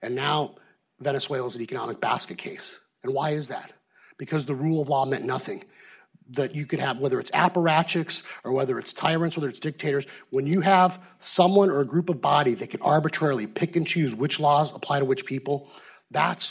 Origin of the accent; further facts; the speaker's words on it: Arizona, United States; I grew up in Arizona